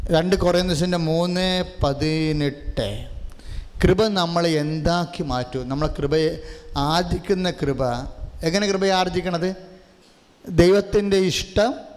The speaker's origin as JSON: {"language": "Malayalam", "region": "Kerala", "country": "India"}